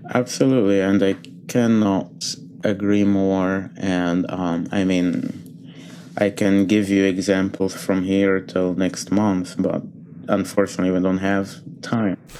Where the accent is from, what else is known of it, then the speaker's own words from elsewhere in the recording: Egypt; moved away as an adult; now in United States; I was born and grew up a Coptic Christian in, in Egypt.